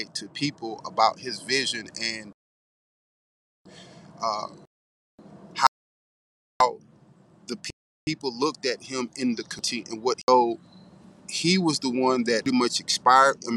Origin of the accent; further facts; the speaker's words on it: Houston, Texas, United States; I'm from Houston, Texas, the South Side